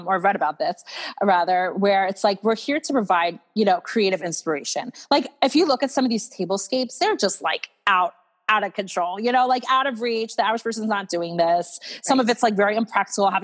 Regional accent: Atlanta, Georgia, United States; I grew up in Atlanta

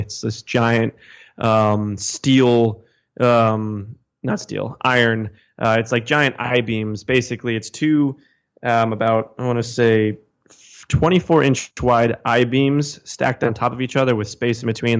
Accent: New Jersey, United States; moved away as an adult; also born or lived in Bronx, New York / Conyers, Georgia / Utah; now in New York, United States; I am originally from New Jersey, um, about thirty minutes outside of New York City

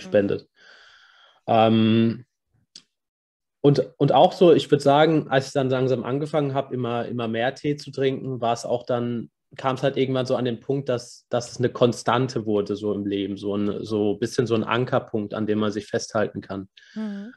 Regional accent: Karlsruhe, Baden-Württemberg, Germany; ich bin aus, aus Karlsruhe

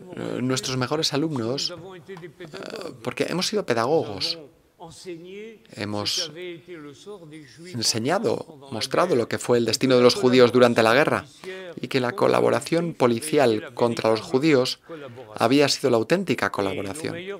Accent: Germany; moved away as an adult; also born or lived in Paris; como alemana

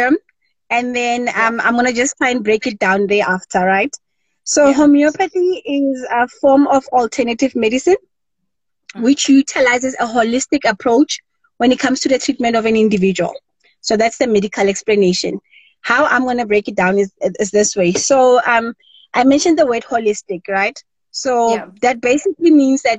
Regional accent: Rustenburg, North West, South Africa; I was born and bred in Rustenburg, a small town in the Northwest Province, right here in South Africa, Mzansi.

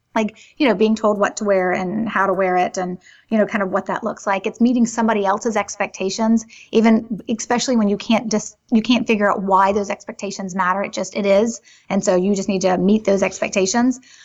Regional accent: Greenville, South Carolina, United States; I was born in Greenville, South Carolina

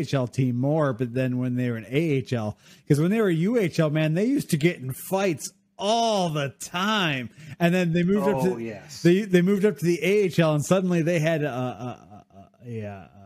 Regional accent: Rockford, Illinois, United States; now in Canada; I am from Rockford

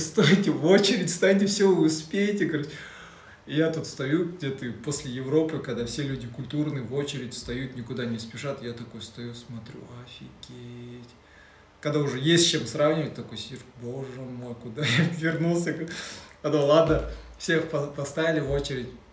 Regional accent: Kazakhstan; мы же казахи

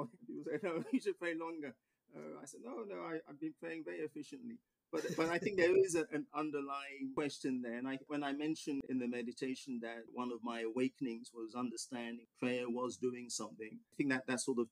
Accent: England, United Kingdom; moved away as an adult; also born or lived in Ghana; now in United States; I was born in Ghana, which you would have heard in my meditation, but you could probably tell from my accent that I grew up in England, and I've lived in the US for 29 years now

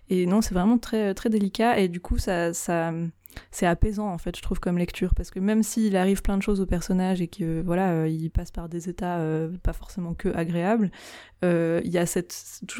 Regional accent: Switzerland; je suis suisse

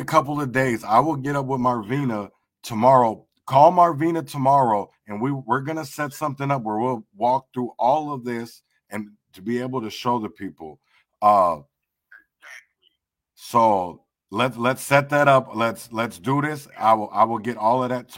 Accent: Rochester, Minnesota, United States; there's so many people that I grew up with in Rochester

